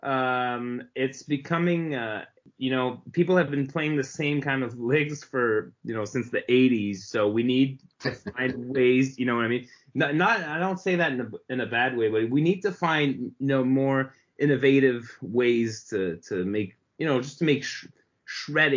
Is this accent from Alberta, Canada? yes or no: no; Montreal, Quebec, Canada; We're both from Montreal